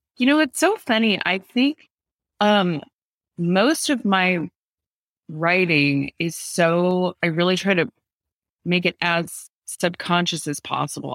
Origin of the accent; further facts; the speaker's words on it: San Diego, California, United States; my hometown of La Jolla, California, which is in San Diego